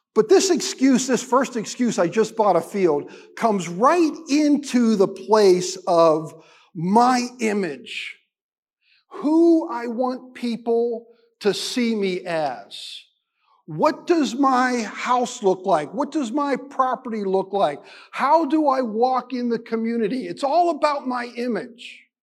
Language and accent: English; United States; being an American Christian